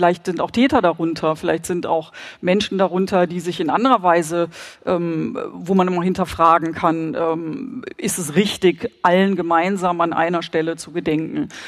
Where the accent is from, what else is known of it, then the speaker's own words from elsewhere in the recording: West Germany, Germany; Also ich komme zum Beispiel aus Westdeutschland